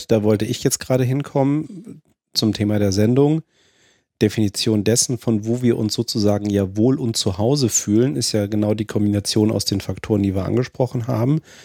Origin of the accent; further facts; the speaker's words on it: Germany; ich als Deutscher würde das als meine Heimat bezeichnen